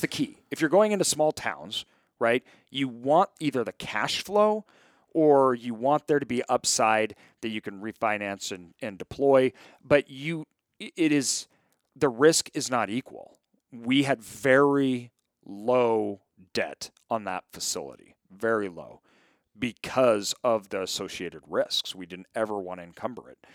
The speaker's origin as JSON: {"language": "English", "town": "Boise", "region": "Idaho", "country": "United States", "tie": "born or raised there", "said": "I grew up in Boise."}